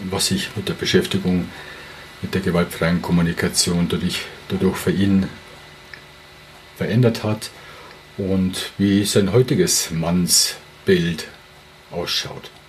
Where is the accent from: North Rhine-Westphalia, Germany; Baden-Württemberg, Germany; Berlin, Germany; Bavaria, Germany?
Bavaria, Germany; Regensburg; ich komme aus Regensburg